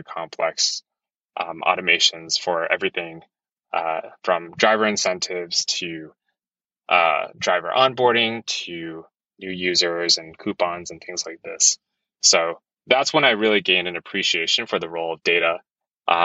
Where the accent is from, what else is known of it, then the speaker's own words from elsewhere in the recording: East Coast, New Jersey, United States; moved away as an adult; also born or lived in Hong Kong; now in San Francisco, United States; I'm originally from the East Coast. Super cold winters, didn't want to be in New Jersey